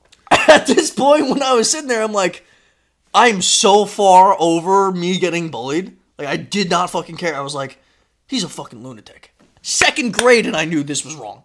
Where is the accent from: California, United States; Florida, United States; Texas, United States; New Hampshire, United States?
Florida, United States; also born or lived in New York; when I moved from New York to Florida, that's when I started kindergarten